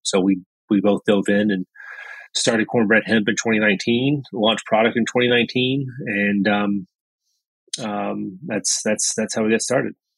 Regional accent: Lebanon, Kentucky, United States; I'm from Lebanon in Marion County. Uh, graduate of Marion County High School

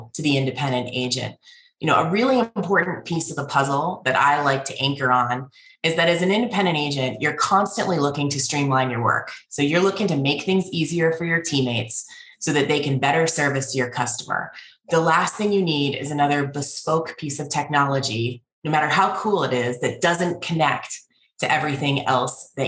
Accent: Pittsburgh, Pennsylvania, United States; moved away; I am originally from Pittsburgh.

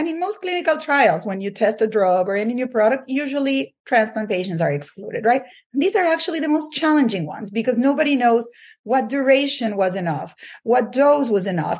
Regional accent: Venezuela; English is a second language; moved away as an adult; now in United States; I grew up in Venezuela

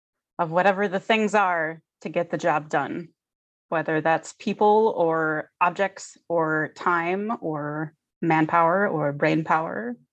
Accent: Midwest, United States; born or raised there

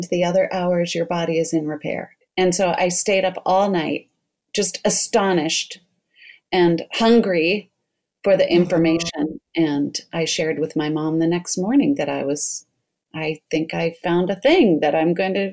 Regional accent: Colorado, United States; also born or lived in New York; now in Portland, United States; I'm in Portland, Oregon, but I grew up in Colorado and I was home visiting.

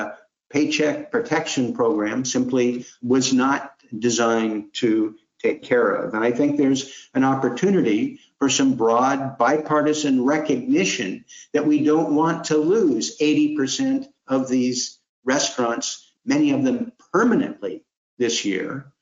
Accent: Portland, Oregon, United States; I'm from Portland, Oregon, where food plays such a critical role

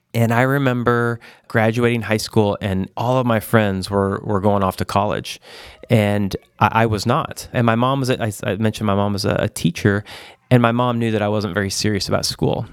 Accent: Joplin, Missouri, United States; I grew up in, uh, a town, Joplin, Missouri

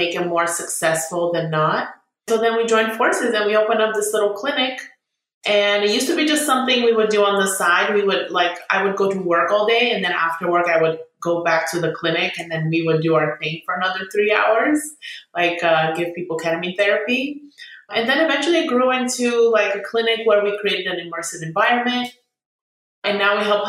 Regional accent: San Diego, California, United States; also born or lived in Bulgaria; now in Sacramento, United States; we came in 1995 and we were in San Diego

